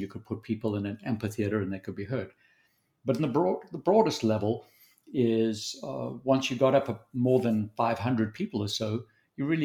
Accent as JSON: {"language": "English", "country": "South Africa", "tie": "born or raised there", "also_born_or_lived": "Zambia", "accent": "Southern African", "moved": "as an adult", "lives_now": "Dallas, United States", "said": "I was born in Zambia and then raised mostly in South Africa"}